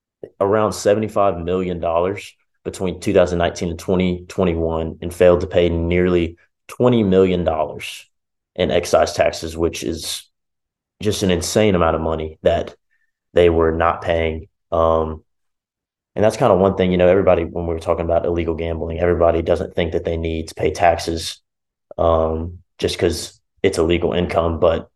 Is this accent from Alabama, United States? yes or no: yes; Birmingham, Alabama, United States; because I'm from Birmingham, Alabama